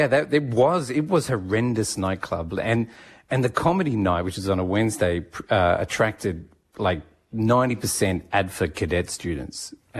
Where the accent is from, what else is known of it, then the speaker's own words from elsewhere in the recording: Japan; born there; also born or lived in Sydney, Australia / Singapore / Canberra, Australia; So I was born in Japan, and then we came back to Sydney for a while, and then back over to Singapore.